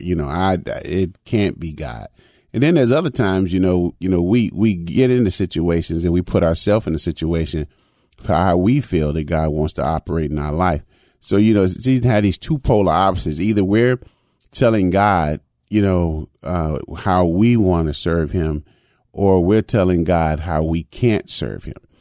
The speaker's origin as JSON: {"language": "English", "town": "Chicago", "region": "Illinois", "country": "United States", "tie": "born or raised there", "said": "when I was a young boy growing up in Chicago."}